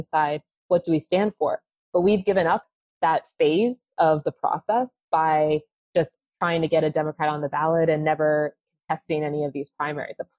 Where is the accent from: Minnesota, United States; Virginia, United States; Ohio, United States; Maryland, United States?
Ohio, United States; Columbus; also born or lived in Washington; growing up in Columbus